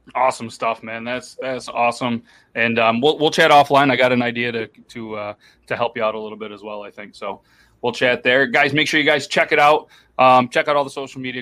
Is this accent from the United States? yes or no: yes; New York, United States; I've been in New York pretty much my whole life